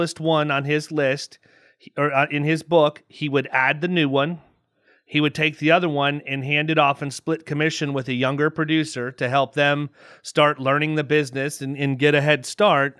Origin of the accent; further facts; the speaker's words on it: Southeast, United States; ignorant people from the Southeast like me